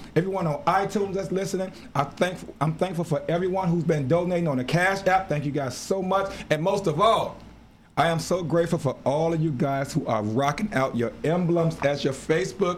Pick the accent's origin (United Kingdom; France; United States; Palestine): United States; Chicago, Illinois; my hometown, Chicago. That's always home to me